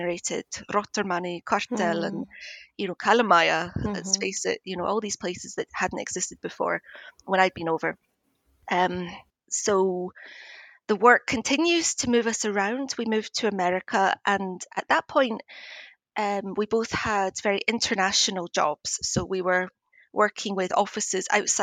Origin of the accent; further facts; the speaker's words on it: Edinburgh, Scotland, United Kingdom; moved away as an adult; also born or lived in Glasgow, Scotland; now in Tallinn, Estonia; I'm from Edinburgh in Scotland, but I moved to Glasgow.